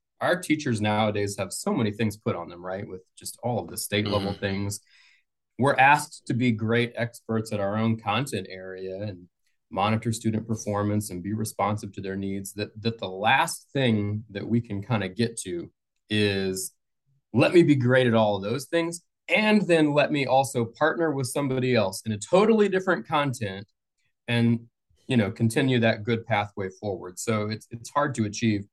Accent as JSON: {"language": "English", "region": "Colorado", "country": "United States", "tie": "born or raised there", "moved": "yes", "lives_now": "Atlanta, United States", "said": "That's where I'm from. I grew up in Colorado."}